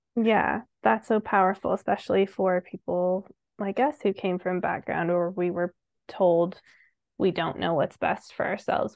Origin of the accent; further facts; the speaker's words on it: Colorado Springs, Colorado, United States; we b, both grew up in Colorado Springs